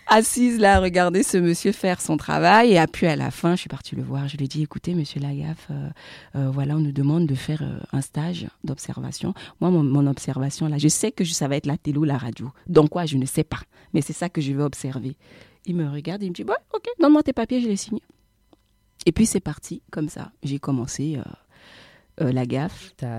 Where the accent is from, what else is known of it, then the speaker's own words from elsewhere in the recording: France; moved away as an adult; also born or lived in Central African Republic; now in Abidjan, Côte d'Ivoire; je suis euh, de la République centrafricaine, installée à Abidjan euh, depuis 2000, euh, 2015 maintenant, et j'ai grandi en France.